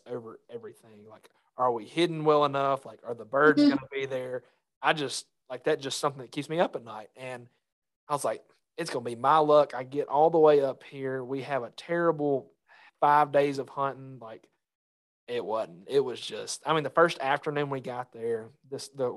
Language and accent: English; Mississippi, United States; also born or lived in Arkansas; growing up in Mississippi